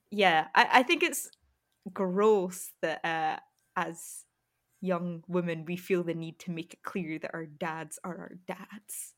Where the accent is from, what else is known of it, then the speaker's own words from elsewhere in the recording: Scotland, United Kingdom; me being Scottish, like, white and East Asian